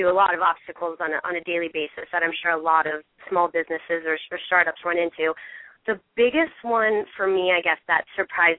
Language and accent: English; Bay Area, south of San Jose, California, United States; I'm from the Bay Area, just south of San Jose